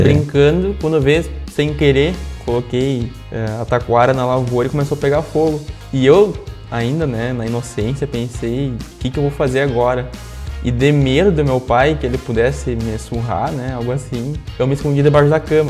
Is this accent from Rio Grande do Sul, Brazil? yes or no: yes; interior of Rio Grande do Sul, Brazil; also born or lived in Condor; Embora eu seja muito novo, como tu citou, né? Tenho 22 anos. Comecei minha vida profissional bem cedo, me criei no interior